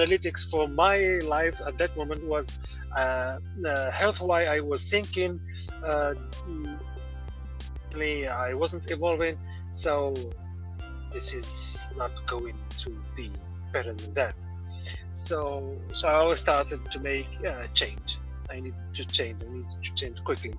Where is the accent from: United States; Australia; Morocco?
Morocco; I am from Morocco